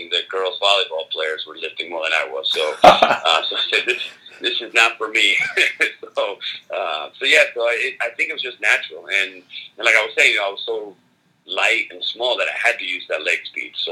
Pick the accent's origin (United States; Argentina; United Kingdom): Argentina; I'm from Argentina, so the whole it was a whole uh, a whole uh, you know good luck combination